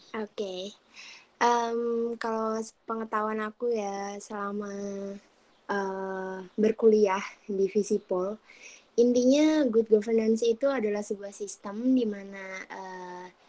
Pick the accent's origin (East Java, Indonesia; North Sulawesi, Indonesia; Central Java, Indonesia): Central Java, Indonesia; Kedungjati; also born or lived in Yogyakarta; Kabupaten Grobogan, Kecamatan Kedung Jati, Desa Kedung Jati. Dusun Beranggah